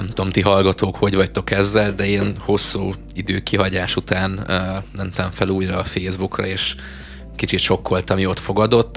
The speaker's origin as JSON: {"language": "Hungarian", "country": "Hungary"}